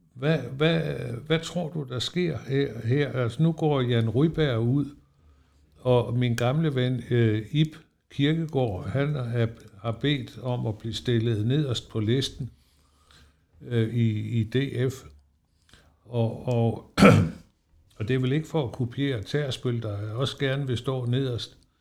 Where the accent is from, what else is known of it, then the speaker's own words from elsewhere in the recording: Esbjerg, Southern Denmark, Denmark; now in Helsingør, Denmark; Jeg har boet heroppe i 50 år, fordi jeg er jo fra Esbjerg